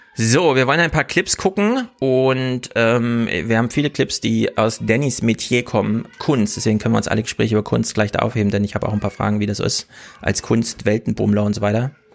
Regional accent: Thuringia, Germany; moved away; also born or lived in Bielefeld; Hört man bei mir noch, dass ich aus Thüringen komme

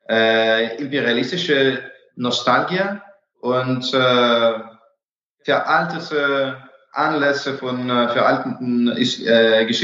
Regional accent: Russia; German is a second language; moved away as an adult; Also eigentlich hat Putin mir meine Heimat genommen.

